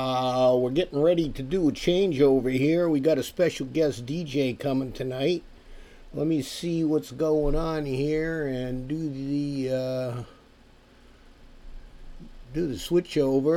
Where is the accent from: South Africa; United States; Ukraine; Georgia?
United States; this American